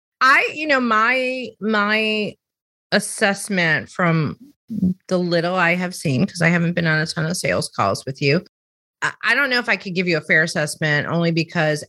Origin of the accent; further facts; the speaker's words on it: Chicago, Illinois, United States; moved away; also born or lived in the South; I'm from Chicago, which is the northern part of the country, or the Midwest part of the country